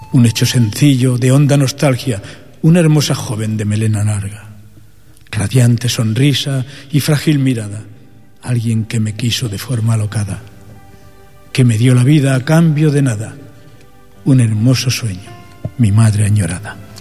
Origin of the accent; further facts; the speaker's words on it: Jerez del Marquesado, Andalusia, Spain; moved away as an adult; also born or lived in Santa Fe, Granada; now in Barcelona, Spain; yo soy de Granada, tengo esa suerte, aunque soy también catalán